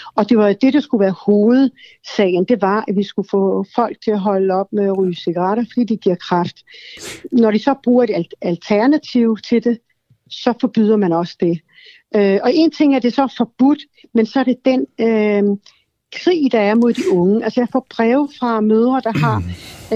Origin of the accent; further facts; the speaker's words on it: Sweden; now in Denmark; jeg kommer selv fra Sverige